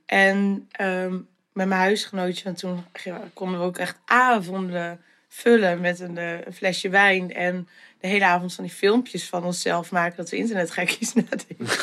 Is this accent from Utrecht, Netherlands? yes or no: no; Sint Annaparochie, Friesland, Netherlands; also born or lived in Zutphen; now in Leeuwarden, Netherlands; ik ben geboren in Zutphen. Maar ehm, mijn ouders zijn, nou, ik denk dat ik een half jaar oud was of zo. Zijn ze naar Sint-Anne-Prochje verhuisd. Ehm, daar ben ik dus eigenlijk opgegroeid.